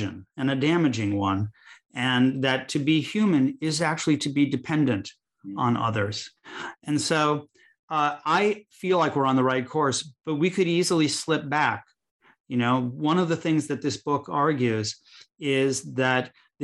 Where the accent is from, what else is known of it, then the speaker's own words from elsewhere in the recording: Chicago, Illinois, United States; where I grew up in Chicago, Illinois